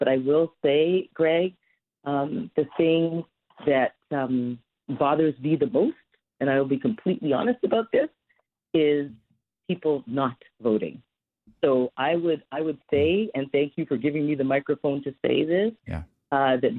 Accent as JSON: {"language": "English", "town": "Toronto", "region": "Ontario", "country": "Canada", "tie": "born or raised there", "said": "I love the city of Toronto. It's my hometown"}